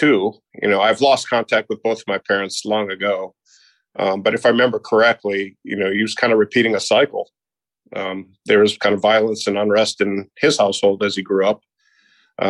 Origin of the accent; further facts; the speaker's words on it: Naperville, Illinois, United States; also born or lived in Hinsdale, Illinois; now in Charleston, United States; I was born in Hinsdale, Illinois, but I grew up in Naperville